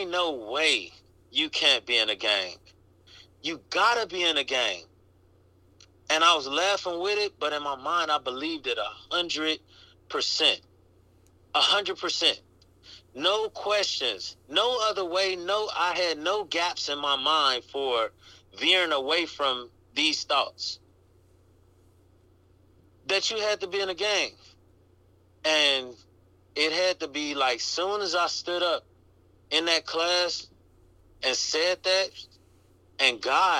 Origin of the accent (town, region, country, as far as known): Chicago, Illinois, United States; born or raised there; now in Los Angeles, United States